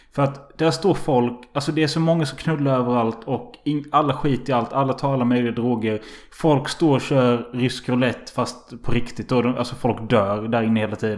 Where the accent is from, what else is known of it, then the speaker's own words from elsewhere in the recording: Halmstad, Halland County, Sweden; jag är från Halmstad